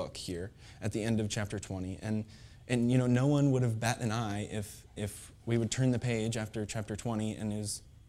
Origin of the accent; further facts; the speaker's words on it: Pontiac, Illinois, United States; I grew up in Pontiac, Illinois